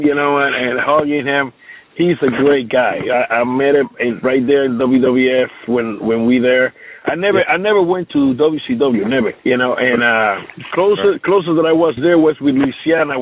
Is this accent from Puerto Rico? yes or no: yes; Puerto Rico; English is a second language; I grew up here in Puerto Rico, living with all kind of colors.